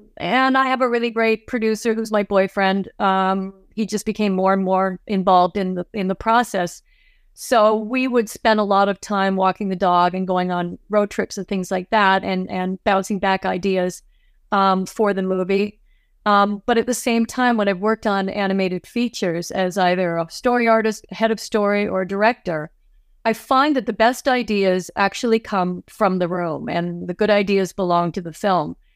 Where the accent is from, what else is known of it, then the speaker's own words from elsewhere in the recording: Toronto, Ontario, Canada; moved away as an adult; now in Los Angeles, United States; I am from Canada, as I mentioned earlier, I grew up in Toronto